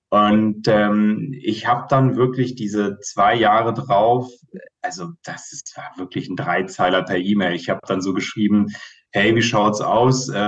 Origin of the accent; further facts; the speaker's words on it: Hesse, Germany; now in Munich, Germany; ich bin sehr einfach aufgewachsen in Hessen